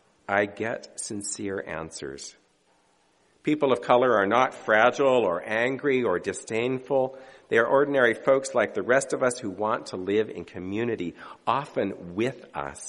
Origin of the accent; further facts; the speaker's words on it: United States; we Americans